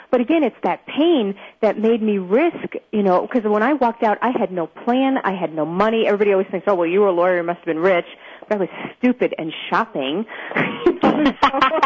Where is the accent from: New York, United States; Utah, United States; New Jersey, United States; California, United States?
New York, United States; New York City; I grew up in Brooklyn, New York, to an Orthodox